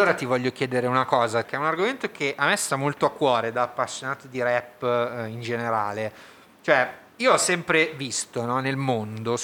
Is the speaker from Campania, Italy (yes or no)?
yes; Naples, Campania, Italy; moved away; da napoletana